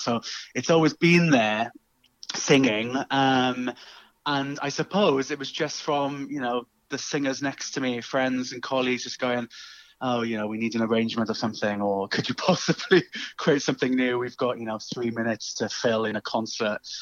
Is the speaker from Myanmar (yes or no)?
no; South Wales, United Kingdom; accent: Welsh; you might be able to tell from my uh, lilting Welsh tones. Um, I'm from South Wales originally